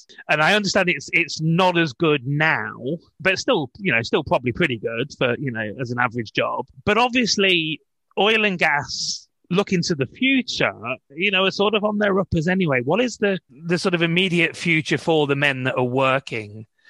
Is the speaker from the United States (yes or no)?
no; Leicester, East Midlands, United Kingdom; I come from Leicester, which couldn't be more further from the sea if you tried, in this country.